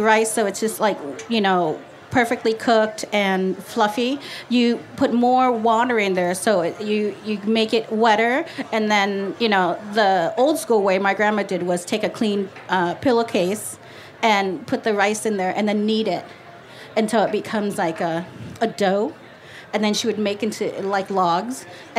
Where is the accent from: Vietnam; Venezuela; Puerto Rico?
Vietnam; Northern Vietnam; now in Los Angeles, United States; I'm from North Vietnam